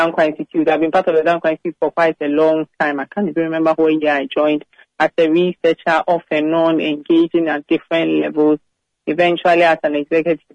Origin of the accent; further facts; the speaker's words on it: Central Region, Ghana; moved away; I'm from the central region